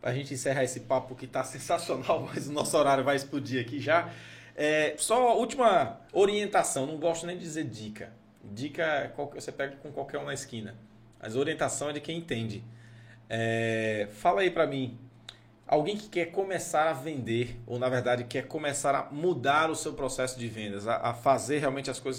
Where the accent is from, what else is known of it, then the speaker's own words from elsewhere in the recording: Anápolis, Goiás, Brazil; born there; não nasci em Anápolis, ah, Anápolis Goiás.